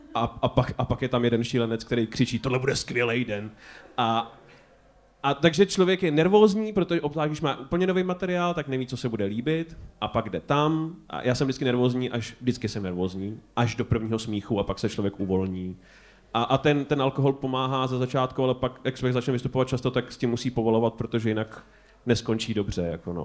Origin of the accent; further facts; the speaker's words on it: Prague, Czechia; my jako Pražáci